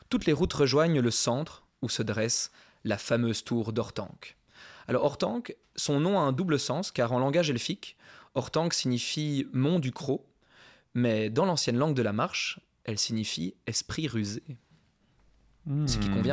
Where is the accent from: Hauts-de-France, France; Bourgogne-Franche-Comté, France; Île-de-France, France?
Île-de-France, France; Paris; suis parisien